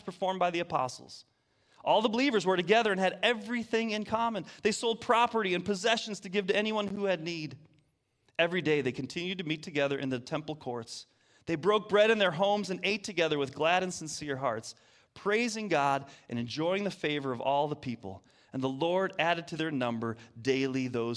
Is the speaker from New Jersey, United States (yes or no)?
no; Detroit, Michigan, United States; moved away; I'm from Detroit. That's right. From Michigan, the state up north. Proud of it